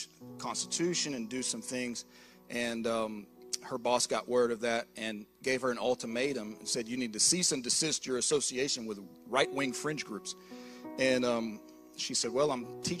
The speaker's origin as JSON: {"language": "English", "town": "Lake City", "region": "Florida", "country": "United States", "tie": "born or raised there", "said": "I grew up in North Florida, Lake City area"}